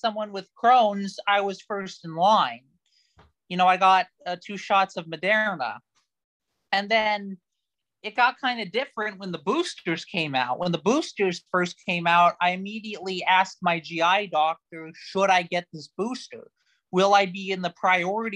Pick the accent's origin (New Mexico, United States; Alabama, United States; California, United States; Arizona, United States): Arizona, United States; moved away; grew up in Arizona, as I said, and there were some pretty nasty scorpions there